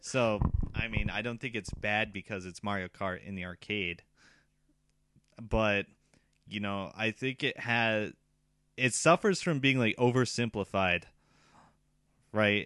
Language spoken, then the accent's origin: English; United States; now in Japan; I'm from America